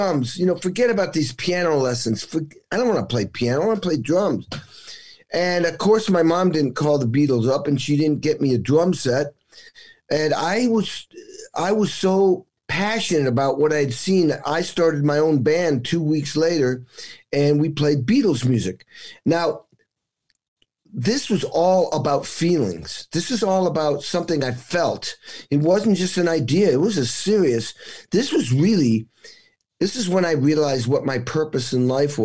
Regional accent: Western Massachusetts, United States; I grew up in New England. It was Western Massachusetts.

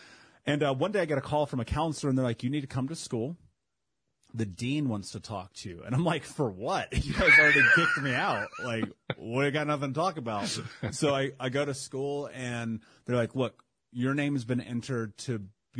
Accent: Indianapolis, Indiana, United States; Growing up in Indianapolis

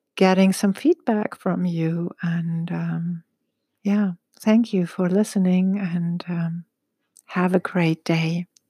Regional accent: Egypt; I was born in Egypt and raised in Egypt

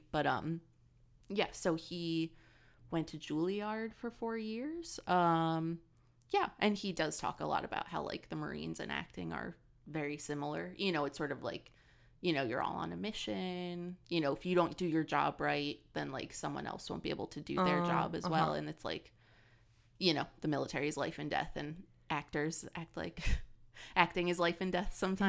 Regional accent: Midwest, United States; I grew up in the Midwest. There's not a lot to do.

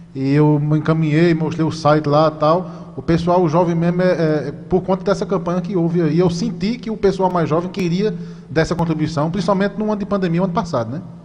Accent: Vieirópolis, Paraíba, Brazil; Eu sou de Vieirópolis, aqui uma cidade pertinho, uma cidade pequena

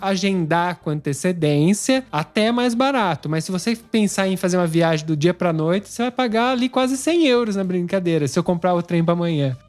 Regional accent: São Paulo, Brazil; moved away as an adult; now in Italy; a gente nasceu em São Paulo

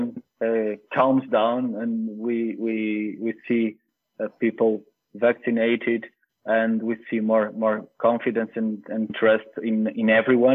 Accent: Lisbon, Portugal; moved away; my parents, they are not from Lisbon. I am from Lisbon

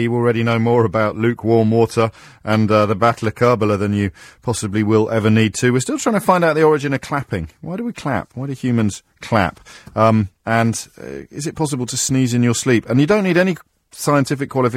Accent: Birmingham, West Midlands, United Kingdom; where I grew up in Birmingham

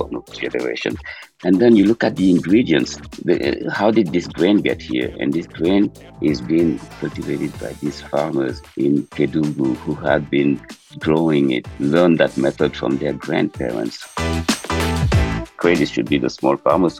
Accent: Dakar, Senegal; moved away; also born or lived in Casamance; I'm born and raised in Dakar

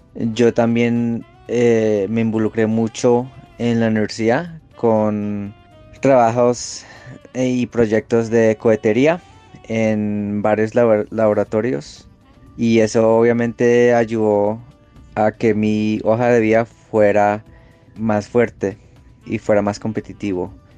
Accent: Los Angeles, California, United States; moved away as an adult; also born or lived in Texas; yo me crié en Los Ángeles

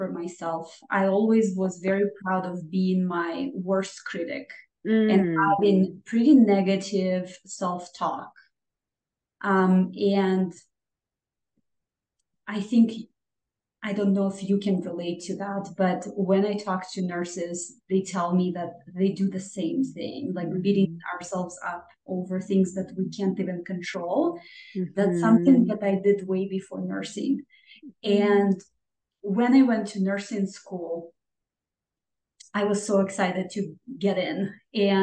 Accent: Minsk, Belarus; moved away; I am from Minsk, Belarus, and the life there is very different

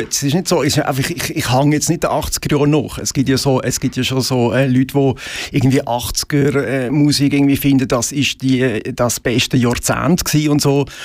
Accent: Möhlin, Aargau, Switzerland; also born or lived in Basel; ich bin tatsächlich Basler, aber ich bin in Möllin aufgewachsen.

